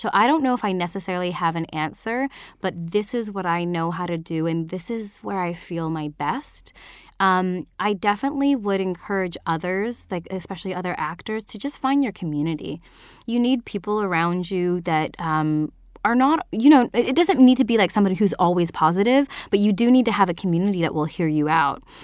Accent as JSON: {"language": "English", "region": "northern British Columbia", "country": "Canada", "also_born_or_lived": "Vancouver, Canada", "said": "I, I'm from Canada, so this was way up north and then tier of B C"}